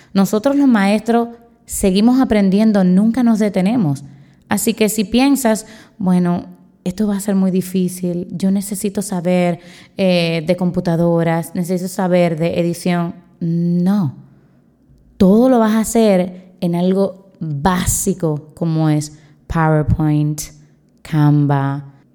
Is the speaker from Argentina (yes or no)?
no; Dominican Republic; soy de la República Dominicana, soy profesora